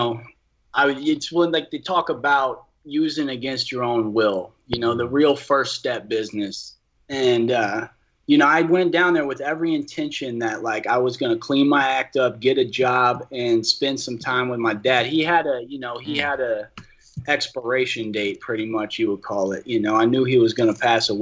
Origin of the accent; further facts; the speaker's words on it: New Orleans, Louisiana, United States; moved away; we're from New Orleans. We're relocating.